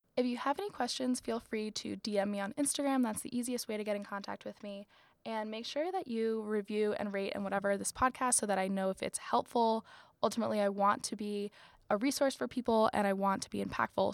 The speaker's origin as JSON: {"language": "English", "region": "Florida", "country": "United States", "also_born_or_lived": "North Carolina", "moved": "yes", "said": "I'm from Florida"}